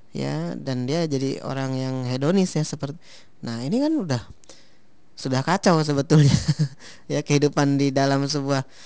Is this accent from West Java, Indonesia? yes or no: yes; Kuningan, West Java, Indonesia; Jadi saya di kampung saya di Kuningan tuh cerita gitu ada orang yang dulu ya Bandar Bawang ya Bandar Bawang kan di daerah sana di dekat saya